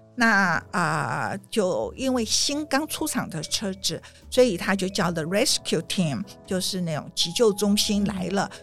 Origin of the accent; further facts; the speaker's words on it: Taiwan; now in New York, United States; 我们台湾人很含蓄